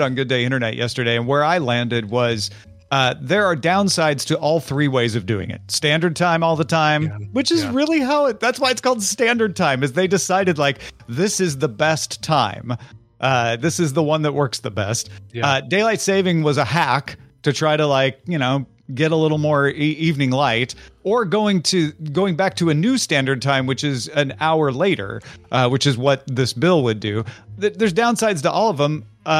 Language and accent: English; Central Time Zone, United States; moved away; I grew up in Central Time. I always feel like we were trained from birth to convert Eastern to Central.